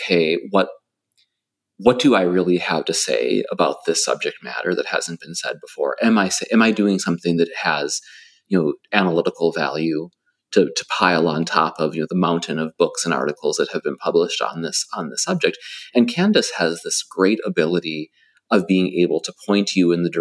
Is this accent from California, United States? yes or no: no; Minnesota, United States; now in Delaware, United States; I'm a guy from Minnesota who now lives in Delaware